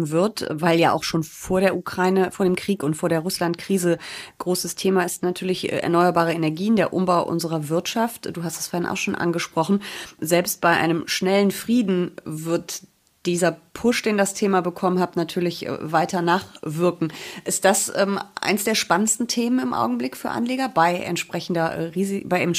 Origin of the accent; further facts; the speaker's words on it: Rhineland, Germany; Das höre ich als Rheinländerin, die ich ja auch bin, gerne.